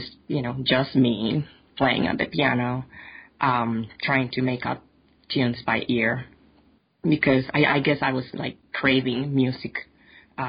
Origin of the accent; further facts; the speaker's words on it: Puerto Rico; moved away; I am originally from Puerto Rico, and I grew up as part of a church family